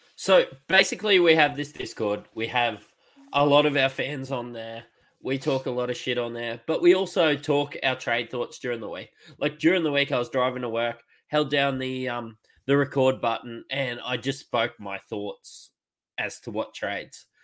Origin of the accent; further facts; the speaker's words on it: Queensland, Australia; I'm a Queenslander